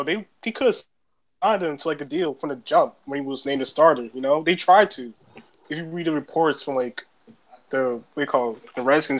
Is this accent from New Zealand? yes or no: no; Nigeria; I'm Nigerian too, man.